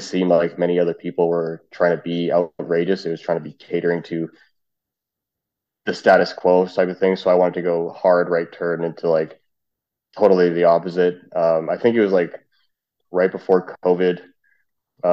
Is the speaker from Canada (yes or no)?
yes; Canada; also born or lived in Trinidad and Tobago; we're both Canadian